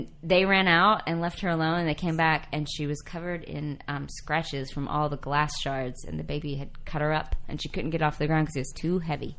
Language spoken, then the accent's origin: English; Texas, United States; accent: New York; No. I grew up in Texas, but I had a New York accent. It was really confusing for everybody.